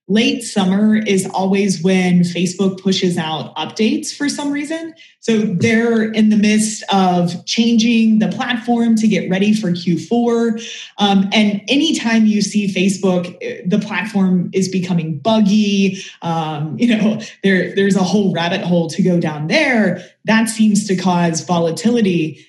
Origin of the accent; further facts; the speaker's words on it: Kentucky, United States; You know, I'm from Kentucky and same thing. People are like, …, where'd your accent go?